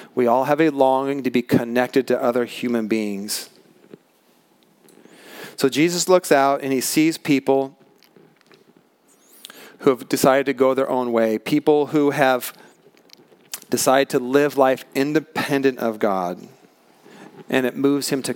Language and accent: English; Pacific Northwest, United States; I grew up in the Pacific Northwest